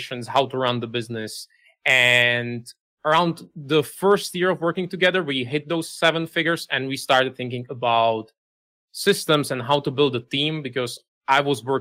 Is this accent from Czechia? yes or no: yes; Czechia; I'm from the Czech Republic